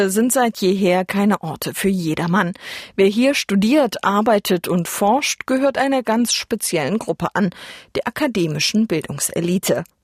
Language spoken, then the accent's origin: German; Saxony, Germany; Ich bin ein Kind des Ostens. Geboren und aufgewachsen in Sachsen habe ich schon mein ganzes Leben hier verbracht.